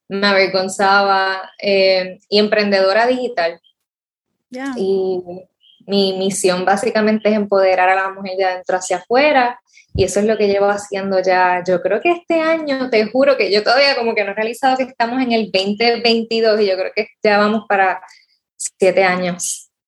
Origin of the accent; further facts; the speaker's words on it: Rincón, Puerto Rico; Yo soy rincoeña, nací en Rincón, me crié toda la vida allá